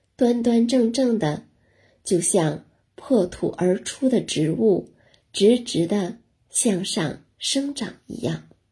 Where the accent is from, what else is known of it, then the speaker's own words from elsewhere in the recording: China; 我们中国人是重仁重义的